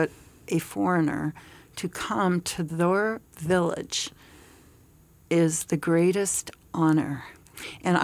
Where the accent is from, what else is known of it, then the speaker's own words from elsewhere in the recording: United States; as an American